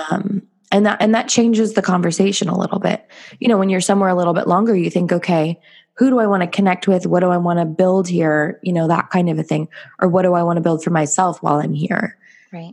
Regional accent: Los Angeles, California, United States; moved away as an adult; also born or lived in South Korea / Bali; I'm from California. I grew up

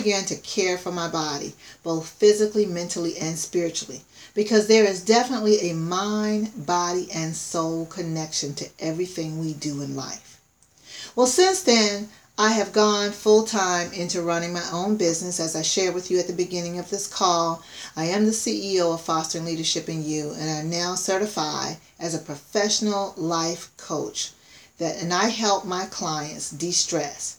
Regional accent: South Carolina, United States; as a child, I grew up in the country. I grew up in South Carolina

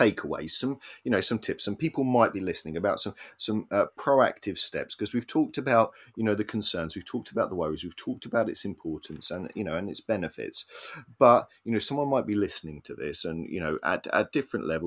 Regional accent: Cambridge, East of England, United Kingdom; I grew up in Cambridge

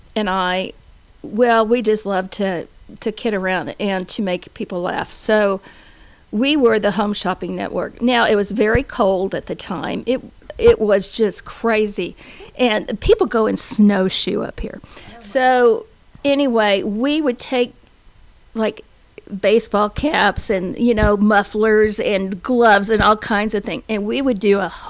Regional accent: Dallas, Texas, United States; moved away; I was from Dallas

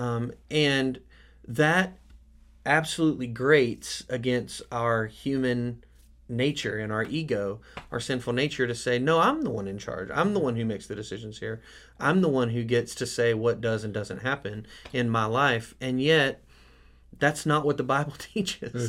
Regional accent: United States; the American church

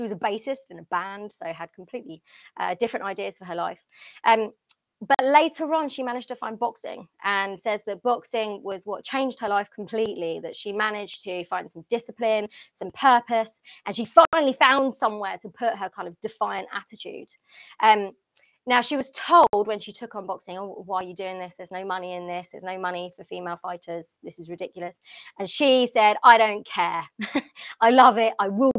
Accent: London, United Kingdom; And obviously, I'm from London. I'm from the UK.

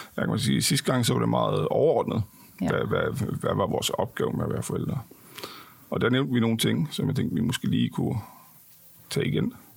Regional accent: Denmark; jeg er også dansker

